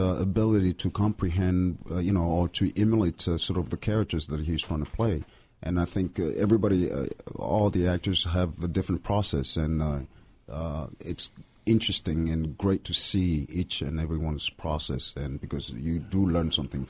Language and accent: English; Lyon, Auvergne-Rhône-Alpes, France; English is a second language; moved away as an adult; also born or lived in Benin; now in United States; I grew up in Lyon, in France